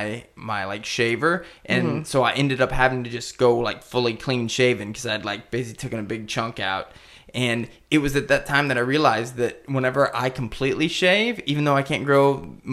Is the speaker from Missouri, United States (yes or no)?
yes; Missouri, United States; I'm from Missouri